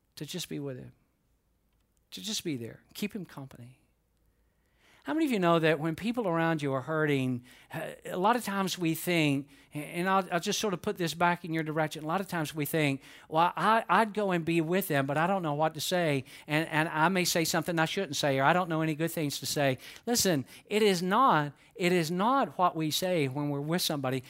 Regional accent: Atlanta, Georgia, United States; growing up in Atlanta

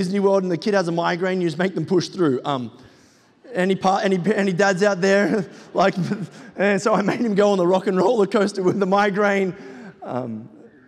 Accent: Sydney, New South Wales, Australia; I am from Sydney, Australia

